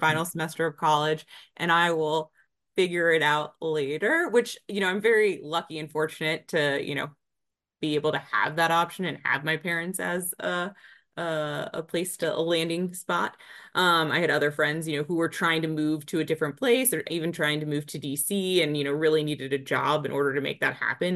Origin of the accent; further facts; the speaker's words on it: Springfield, Virginia, United States; So I grew up in Springfield, Virginia